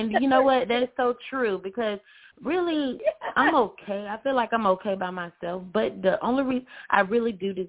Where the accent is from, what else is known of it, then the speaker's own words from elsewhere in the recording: Alabama, United States; I'm from Alabama.